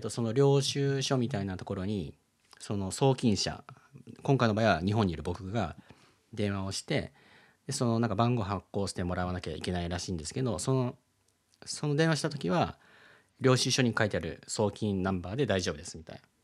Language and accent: Japanese; Philippines; now in Japan; 僕はねそのフィリピンで育った